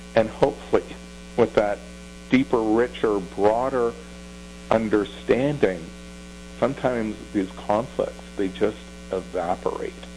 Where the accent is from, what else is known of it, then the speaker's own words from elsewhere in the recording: Toronto, Ontario, Canada; also born or lived in Thornhill, Ontario; in grade 7 and 8, we moved from Bathurst and Wilson to Thornhill, Ontario